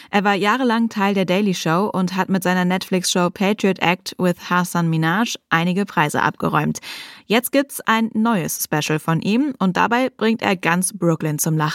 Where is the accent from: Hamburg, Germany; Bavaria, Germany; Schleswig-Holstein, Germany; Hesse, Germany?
Schleswig-Holstein, Germany; Pellworm; Ich bin auf Pellworm geboren und aufgewachsen, würde später auch gerne wieder hinziehen.